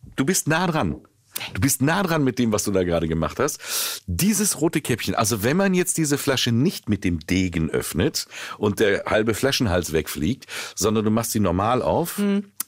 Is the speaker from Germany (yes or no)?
yes; Willingen, Hesse, Germany; ich komme aus Willingen